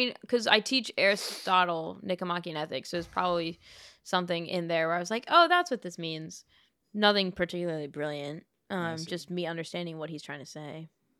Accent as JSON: {"language": "English", "region": "Florida", "country": "United States", "said": "Although I am from Florida."}